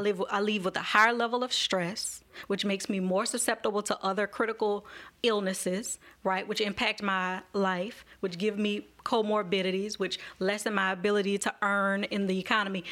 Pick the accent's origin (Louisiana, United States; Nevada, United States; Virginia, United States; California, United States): Louisiana, United States; Marrero; a black woman who grew up in Marrero